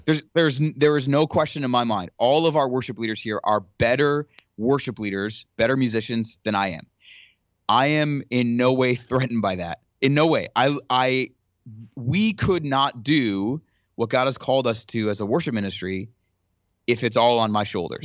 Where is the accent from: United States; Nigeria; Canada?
Canada; Ottawa, Ontario; moved away; I grew up in Ottawa